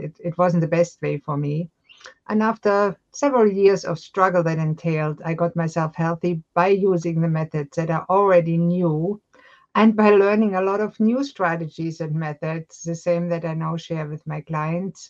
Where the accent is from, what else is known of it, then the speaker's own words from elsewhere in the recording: Germany; moved away as an adult; now in Halifax, Canada; I was born and raised in Germany